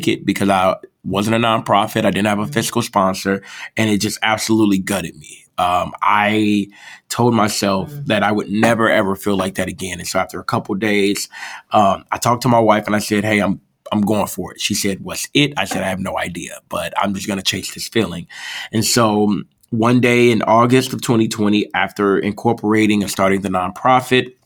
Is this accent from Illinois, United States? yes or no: yes; Chicago, Illinois, United States; Southside native, born and raised in Inglewood